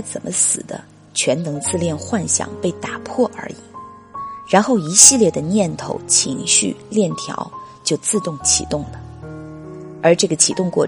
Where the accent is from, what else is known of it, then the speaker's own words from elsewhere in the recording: Wuhan, Hubei, China; 就疫情这个事件来说，我是武汉人，作为在疫区中心的人来说，我就是当事人。